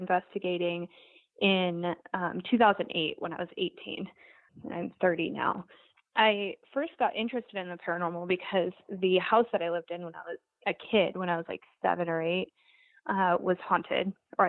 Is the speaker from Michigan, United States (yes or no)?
no; Montana, United States; moved away; I'm from Montana originally.